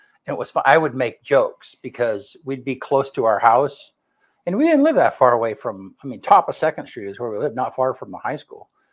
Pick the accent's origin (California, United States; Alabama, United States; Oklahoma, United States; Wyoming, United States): Wyoming, United States; moved away; I grew up in Wyoming